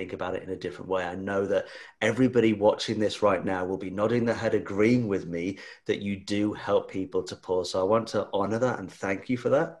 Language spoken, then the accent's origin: English; Australia; being an Aussie.